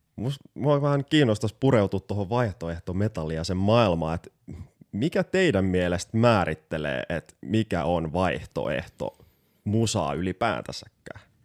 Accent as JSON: {"language": "Finnish", "town": "Porvoo", "region": "Uusimaa", "country": "Finland", "tie": "born or raised there", "said": "oma kotikaupunkini Porvoon jokirantaa"}